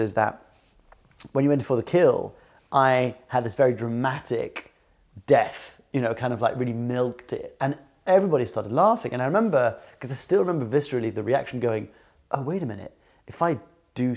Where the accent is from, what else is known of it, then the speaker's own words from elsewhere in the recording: France; we lived in France, we grew up in France